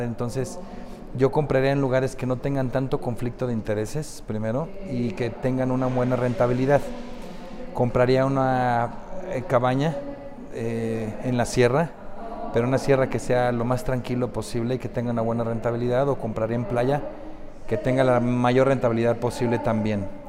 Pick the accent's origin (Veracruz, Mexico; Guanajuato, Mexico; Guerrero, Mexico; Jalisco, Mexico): Jalisco, Mexico; Guadalajara; soy de Guadalajara, que radico en Guadalajara